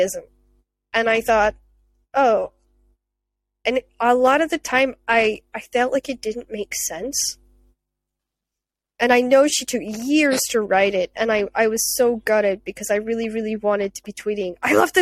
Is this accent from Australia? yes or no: no; Scotland, United Kingdom; as a Scottish person